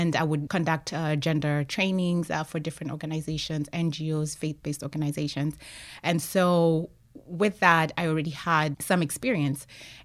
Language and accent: English; Kenya; moved away as an adult; also born or lived in Arlington, Texas, United States; I'm originally from Kenya, but I went to college in the U.S. in Arlington, Texas